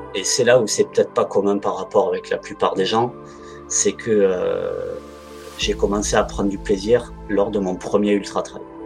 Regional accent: Ariège, Occitania, France; moved away as an adult; now in Voiron, France; j'habite à Voiron, j'ai grandi, j'ai grandi en Ariège

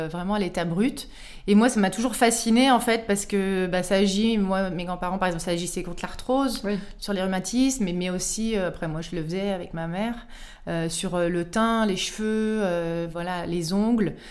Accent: Auvergne-Rhône-Alpes, France; je suis originaire d'Auvergne, du Cantal. Donc le petit rond bleu, là, sur la carte de la météo, il fait euh, toujours moins 15 degrés.

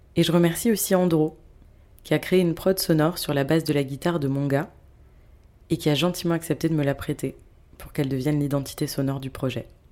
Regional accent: France; moved away as an adult; also born or lived in Bordeaux / Paris; now in Cairo, Egypt; j'ai quitté la France et me suis installée au Caire, en Égypte.

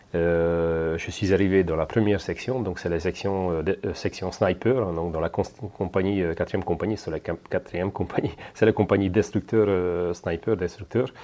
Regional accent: Hungary; moved away as an adult; now in France; Je suis origine hongroise, mais je suis fier de mes origines.

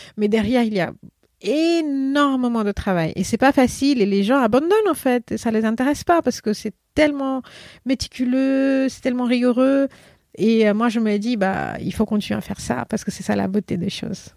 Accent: India; French is a second language; moved away as an adult; now in Paris, France; en Inde aussi, ce qui est important à savoir, c'est qu'on ne parle pas une langue. On parle plusieurs langues parce qu'on parle la langue nationale qui est hindi et souvent on parle notre langue maternelle

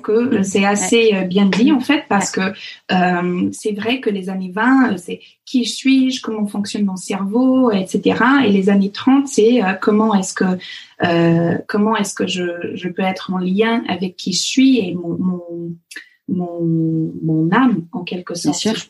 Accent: Fox Creek, Alberta, Canada; French is a second language; moved away as an adult; now in near Versailles, France; les gens de l'Alberta ou le Fox Creek, là où j'ai grandi

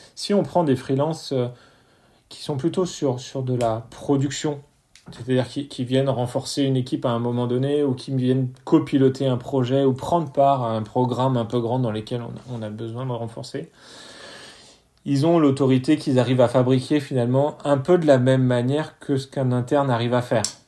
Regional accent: France; chez nous en France

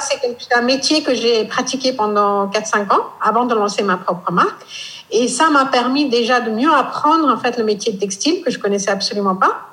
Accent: near Burma, Northeast India, India; French is a second language; moved away as an adult; also born or lived in Delhi, India / Gujarat, India / Hong Kong; now in Paris, France; je viens de cette région qui est quand même très très loin de Paris, euh, qui est tout près de la Birmanie, une partie d'Inde qui n'est pas connue

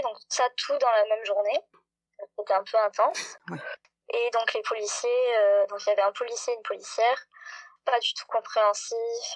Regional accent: Montpellier, Occitania, France; très loin de chez moi à Montpellier

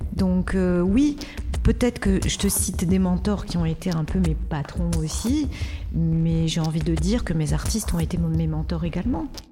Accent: Casablanca, Casablanca-Settat, Morocco; now in France; D'où je viens Je suis née à Casablanca au Maroc

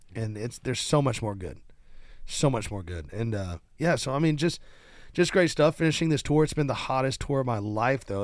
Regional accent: Nashville, Tennessee, United States; I've gotten to play in my hometown stadium where the Titans play

